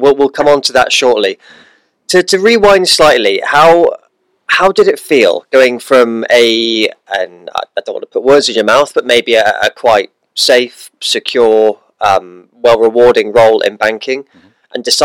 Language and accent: English; England, United Kingdom; now in New Zealand; I'm an Englishman in New Zealand.